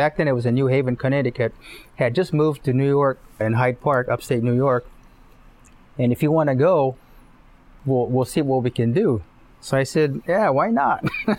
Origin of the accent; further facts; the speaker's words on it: Japan; I was born and raised in Japan on an army base, U.S. Army base. So I was brought up a lot of GIs, military family.